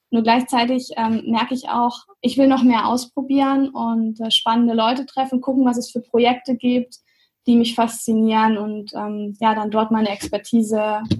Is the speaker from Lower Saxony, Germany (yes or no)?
yes; Göttingen, Lower Saxony, Germany; Ich bin aus Göttingen, genau.